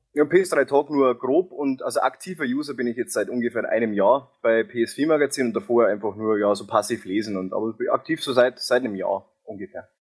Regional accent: near Ingolstadt, Bavaria, Germany; accent: Bavarian; Und ich komme aus der Nähe Ingolstadt, wie man vielleicht an meinem Dialekt

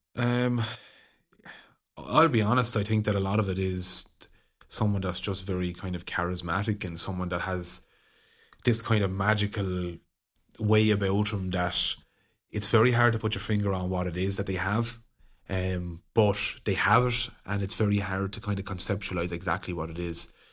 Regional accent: Ireland; as Irish people, we're very conservative

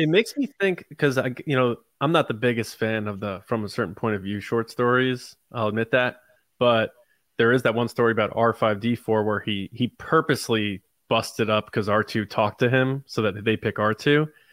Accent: Connecticut, United States; I'm from Connecticut

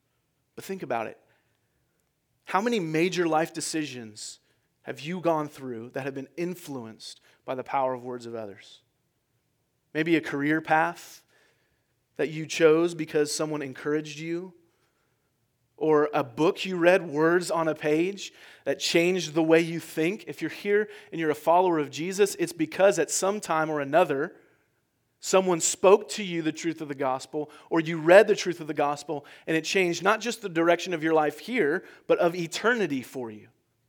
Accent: California, United States; I'm originally from California, and it seems like every time you turn on the TV, the whole state is on fire, right?

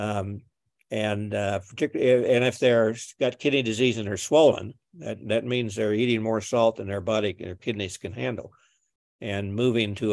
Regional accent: Missouri, United States; I'm from Missouri

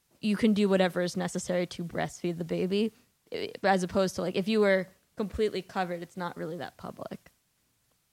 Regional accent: Berkeley, California, United States; I'm from Berkeley

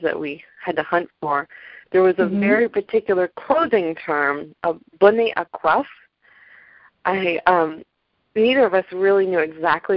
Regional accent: near Colonial Williamsburg, Virginia, United States; I grew up near Colonial Williamsburg

